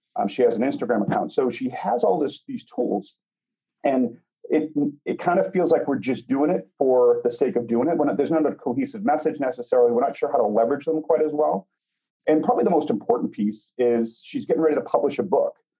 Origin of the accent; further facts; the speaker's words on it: Boston, Massachusetts, United States; now in Chicago, United States; we now live outside of Chicago. We're originally from Boston.